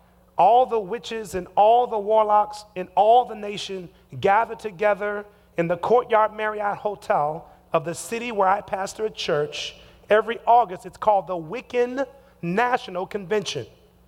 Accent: Seattle, Washington, United States; My wife and I hail from Seattle, Washington.

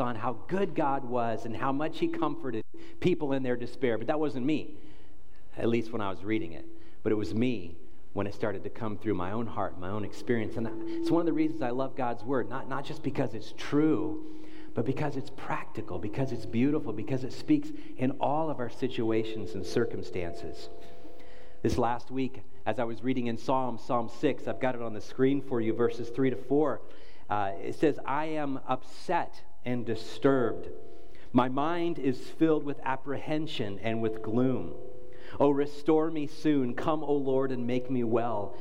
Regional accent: United States; as an American, as a pastor

